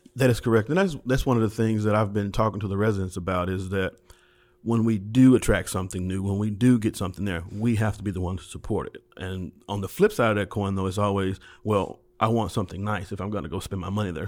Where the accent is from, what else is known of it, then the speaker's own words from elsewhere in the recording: Memphis, Tennessee, United States; I'm from White Haven, so I've, I, I spent my entire childhood there